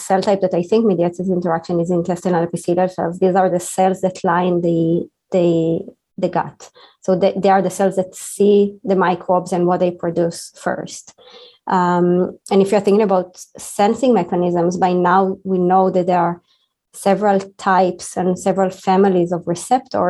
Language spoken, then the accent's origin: English; Israel; moved away as an adult; now in United States; I'm an Israeli scientist. I was born in Israel and I was trained in Israel